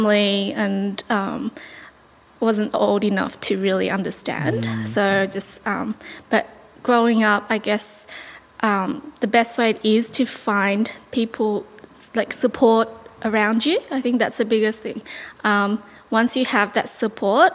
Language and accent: English; Melbourne, Victoria, Australia; also born or lived in China; I was born in China, and at the age of seven, my parents decided to move to Australia, Melbourne